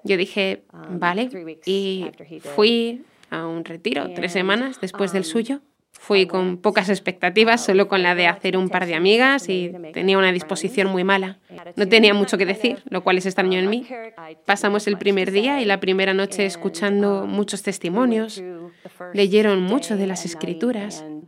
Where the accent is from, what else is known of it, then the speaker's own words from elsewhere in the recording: Baltimore, Maryland, United States; now in Jacksonville, Florida, United States; soy de Baltimore, Maryland, pero he estado en Jacksonville, Florida, por casi 30 um, años ya